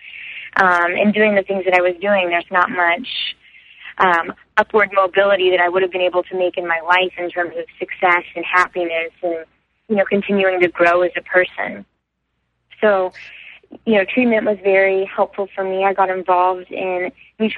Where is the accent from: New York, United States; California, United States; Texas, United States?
Texas, United States; Houston; I'm from Houston, and we have sober high schools there